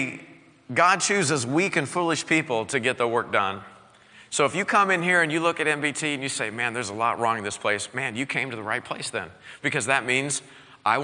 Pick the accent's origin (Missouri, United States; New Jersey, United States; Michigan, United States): Missouri, United States; Southwest; I grew up in Southwest Missouri. I am a bona fide hillbilly